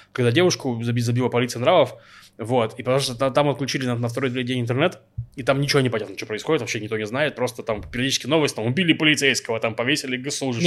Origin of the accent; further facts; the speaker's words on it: Russia; now in Israel; я сам из России